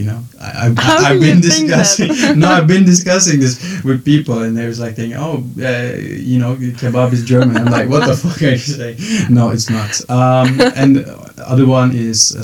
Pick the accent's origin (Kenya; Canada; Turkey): Turkey; Izmir; moved away as an adult; also born or lived in Belgium; now in Brussels, Belgium; I was born in Turkey, in Izmir, beautiful coast of, western coast of Turkey. I almost spent my whole life there, except these last 2 years that I was in Belgium